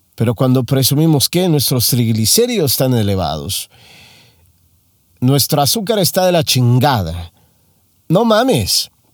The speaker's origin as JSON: {"language": "Spanish", "country": "Mexico", "moved": "as an adult", "lives_now": "United States", "said": "Soy mexicano. Hace no mucho tiempo llegué a los Estados Unidos a vivir."}